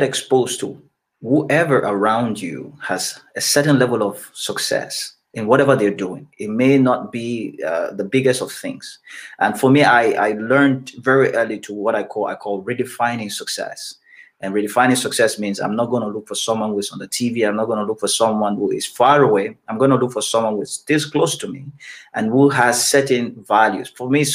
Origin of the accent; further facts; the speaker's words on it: Cameroon; I grew up in Cameroon